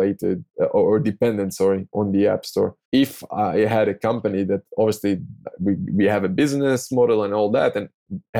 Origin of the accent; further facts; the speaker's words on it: Tel Aviv, Tel Aviv District, Israel; English is a second language; I'm from Tel Aviv, from Israel